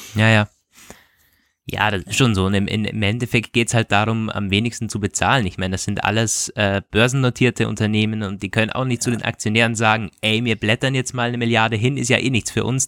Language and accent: German; Vorarlberg, Austria; moved away; ich komme aus dem Bundesland Vorarlberg